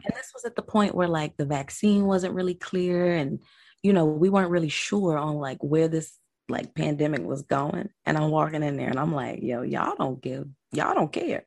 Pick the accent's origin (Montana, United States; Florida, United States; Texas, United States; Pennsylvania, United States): Florida, United States; Delray Beach; also born or lived in Broward County, Florida; I'm from Delray Beach, born and raised. I was born in Florida. I am a true Floridian